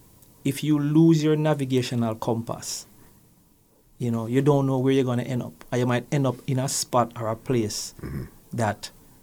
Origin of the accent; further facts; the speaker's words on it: Kingston, Jamaica; I was born … in a little place called Magara Gully, Vineyard Town.